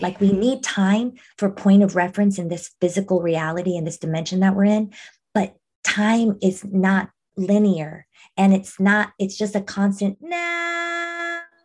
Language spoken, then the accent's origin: English; Monterrey, Nuevo León, Mexico; I was born in Monterrey. I was born in Mexico